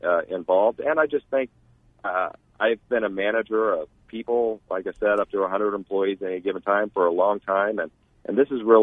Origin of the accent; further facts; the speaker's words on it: Wichita, Kansas, United States; moved away as an adult; also born or lived in Tempe, Arizona; now in Chandler, United States; I grew up in Wichita, Kansas